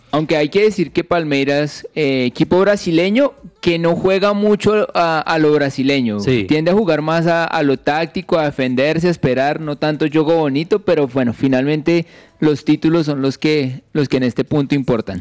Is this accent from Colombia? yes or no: yes; Colombia; como colombianos